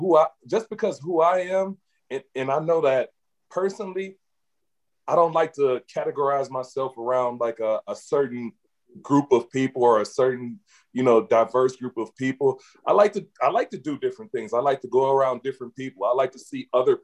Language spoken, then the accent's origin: English; Saginaw, Michigan, United States; I'm from Saginaw, Michigan